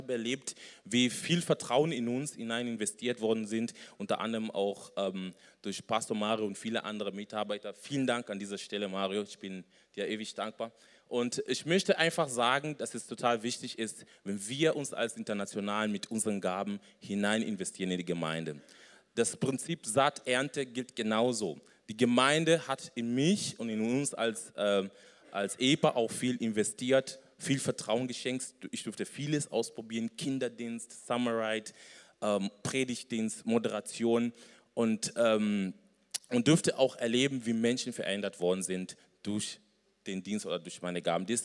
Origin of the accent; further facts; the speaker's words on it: Kenya; moved away as an adult; also born or lived in Bonn; now in Germany; äh, ich komme ursprünglich aus Kenia, bin 34 Jahre, bin nach Deutschland vor ja, über zehn Jahren.